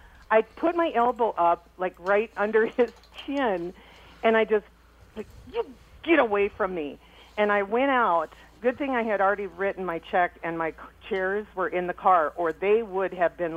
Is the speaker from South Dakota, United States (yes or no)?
yes; South Dakota, United States; now in Minnesota, United States; I'm from South Dakota